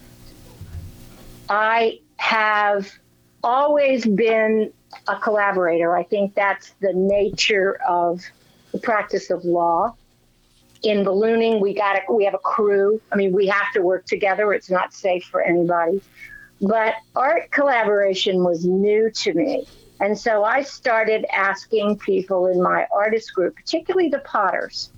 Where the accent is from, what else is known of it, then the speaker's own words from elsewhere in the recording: Bethesda, Maryland, United States; moved away; I grew up in Bethesda, so I'm an old Washingtonian at heart